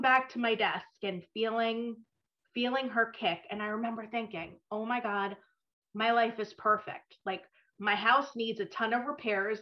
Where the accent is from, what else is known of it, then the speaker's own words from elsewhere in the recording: suburban New Jersey, United States; also born or lived in New York; I grew up in suburban New Jersey, but I was born in New York